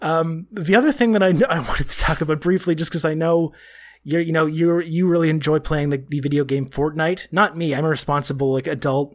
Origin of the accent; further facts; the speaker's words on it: Canada; being Canadian